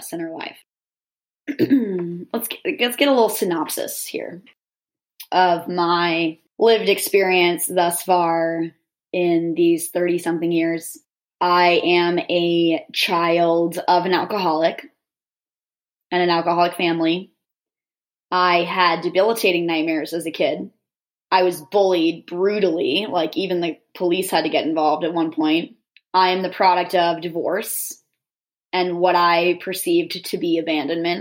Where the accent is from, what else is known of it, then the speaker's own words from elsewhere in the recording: Northeast, United States; I'm from the Northeast